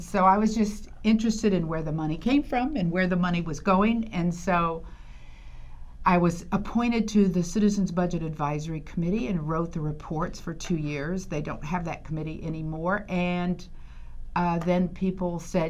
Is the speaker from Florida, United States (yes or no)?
yes; Fort Pierce, Florida, United States; moved away as an adult; also born or lived in Chicago; I was born in Fort Pierce and went to all local schools and then left Fort Pierce and went to Chicago for 25 years, came back